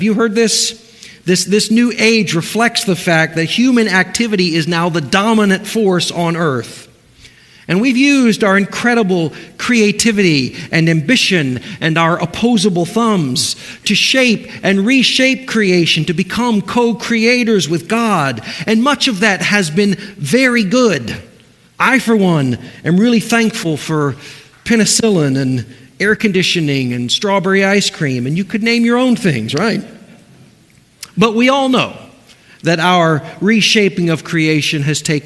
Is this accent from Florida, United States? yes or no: yes; Cocoa Beach, Florida, United States; I was raised near Cocoa Beach, Florida, with a swimming pool at the house